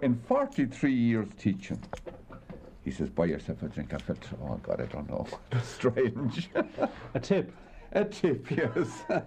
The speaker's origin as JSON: {"language": "English", "area": "Mayo", "region": "Connacht", "country": "Ireland", "moved": "as an adult", "lives_now": "Dublin, Ireland", "said": "I came up here from Mayo 1955 for two, three, three years, so a bit of wild oats, and I'm here since. Sometimes I regret I didn't go back down, down home"}